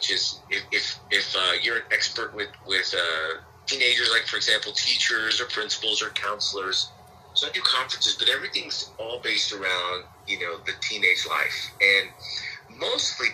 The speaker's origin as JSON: {"language": "English", "town": "San Antonio", "region": "Texas", "country": "United States", "tie": "born or raised there", "also_born_or_lived": "Houston, Texas / Los Angeles, California", "moved": "as an adult", "lives_now": "Dallas-Fort Worth area, United States", "said": "I'm originally from San Antonio, Texas"}